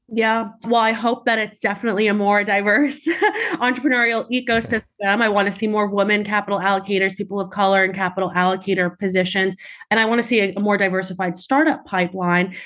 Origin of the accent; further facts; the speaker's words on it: New York City, New York, United States; I grew up in Staten Island, New York.